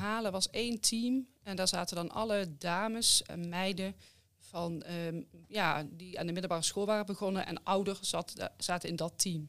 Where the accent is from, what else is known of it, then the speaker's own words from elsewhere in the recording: Limburg, Netherlands; accent: Limburgish; Ik kom natuurlijk uit Limburg, dus dan doe je aan handbal